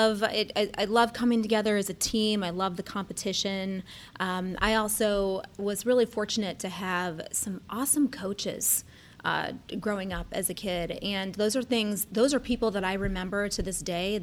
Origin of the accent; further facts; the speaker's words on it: Cleveland, Ohio, United States; now in Columbus, United States; I'm originally from Cleveland, and I'm a lifelong Ohioan, originally from Cleveland